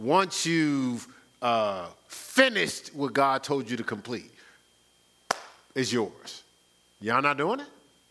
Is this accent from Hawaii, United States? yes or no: no; New Jersey, United States; moved away; growing up in New Jersey.